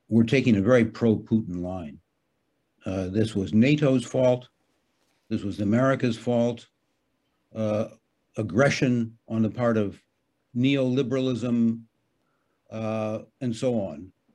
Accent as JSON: {"language": "English", "country": "United States", "moved": "yes", "lives_now": "Hamburg, Germany", "said": "I'm an American citizen and I, you know, for me, Germany is sort of a pit stop."}